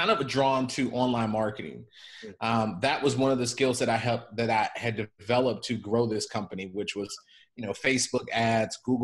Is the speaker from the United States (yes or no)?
yes; Chicago, Illinois, United States; moved away as an adult; also born or lived in San Diego; born and raised in Chicago